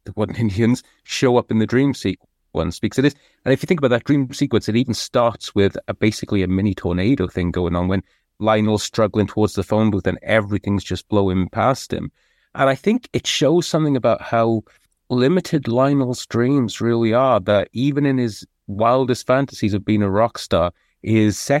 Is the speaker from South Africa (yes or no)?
no; United Kingdom; I'm British